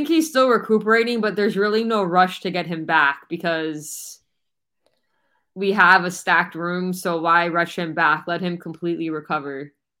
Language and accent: English; Broward, Florida, United States; I still have my Broward area code